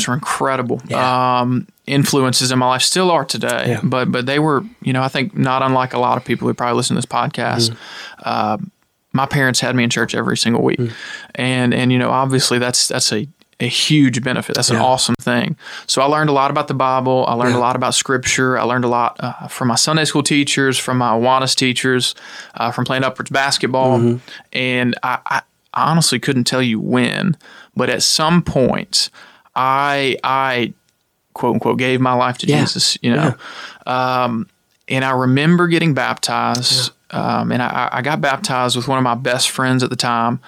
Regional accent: Ruston, Louisiana, United States; also born or lived in Texarkana, Texas; I tell people I'm from Ruston. I actually grew up until about fifth grade in Texarkana. Lived there, you know, for elementary school before we moved to Ruston

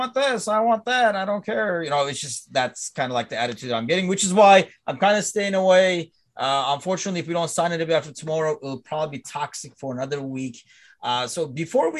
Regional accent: Turkey; I'm from Turkey

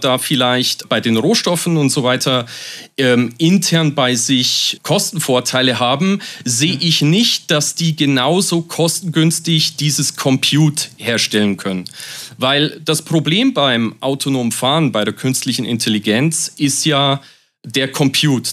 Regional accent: Germany; bei uns in Deutschland

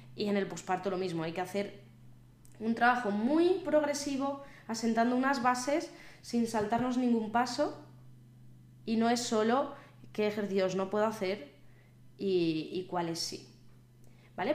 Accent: Valladolid, Castile and León, Spain; están siendo las fiestas de mi ciudad, yo soy de Valladolid

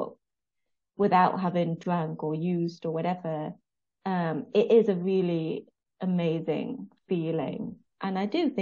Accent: United Kingdom; I'm obviously British

